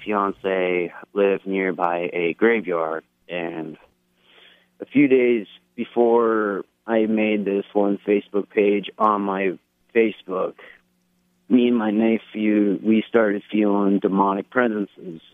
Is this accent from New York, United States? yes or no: yes; Cobleskill, New York, United States; my home state, Cobleskill, New York